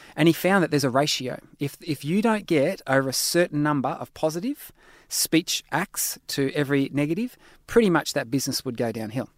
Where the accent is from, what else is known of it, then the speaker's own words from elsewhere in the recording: Australia; I'm an Aussie